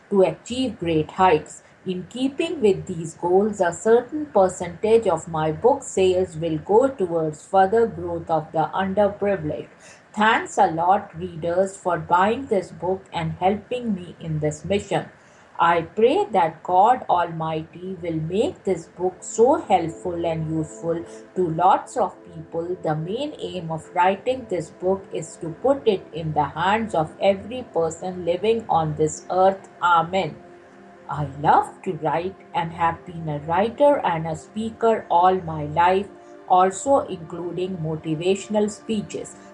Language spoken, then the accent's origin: English; India; I met Mrs. Indira Gandhi many times while growing up in India and admired her a lot.